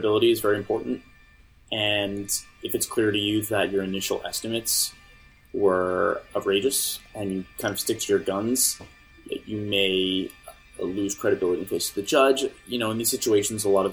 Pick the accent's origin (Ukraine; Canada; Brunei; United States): Canada; I'm Canadian.